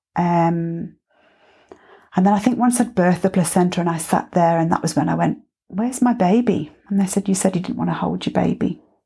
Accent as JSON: {"language": "English", "region": "England", "country": "United Kingdom", "moved": "yes", "lives_now": "Byron Bay, Australia", "said": "being English"}